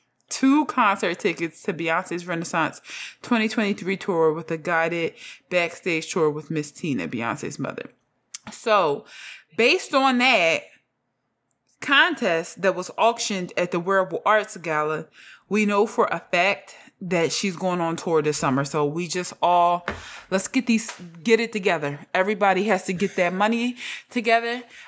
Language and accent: English; Houston, Texas, United States; I'm from Houston.